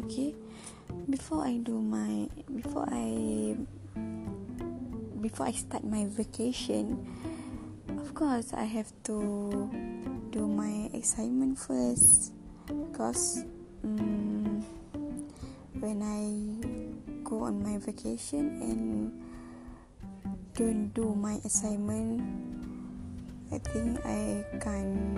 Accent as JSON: {"language": "English", "region": "Kedah", "country": "Malaysia", "tie": "born or raised there", "second_language": "English", "moved": "as an adult", "lives_now": "Tanjung Malim, Malaysia", "said": "my hometown is in Kedah"}